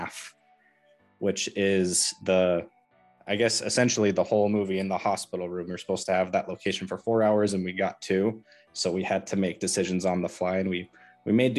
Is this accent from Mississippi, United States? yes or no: no; Southwest Washington, United States; moved away as an adult; also born or lived in Southern Utah; I grew up in Southwest Washington and then in 2019 moved to Southern Utah